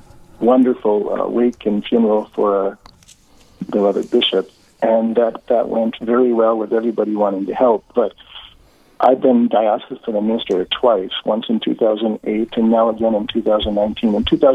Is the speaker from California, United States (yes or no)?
no; Babbitt, Minnesota, United States; also born or lived in Hibbing, Minnesota / St. Paul, Minnesota / Rome / Ottawa; I was born in Hibbing, up on the Iron Range, and grew up in Babbitt, and Dad worked the mines.